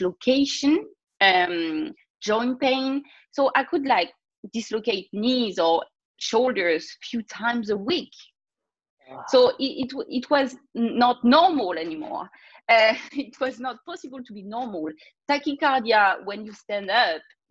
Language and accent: English; France; accent: French; English is a second language; I'm a French girl, obviously, like everybody gonna hear my accent in a second